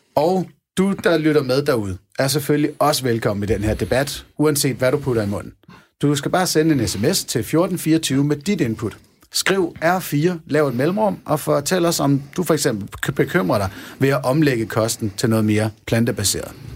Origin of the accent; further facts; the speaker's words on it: Denmark; Jeg er en ud af de 39 procent af danskerne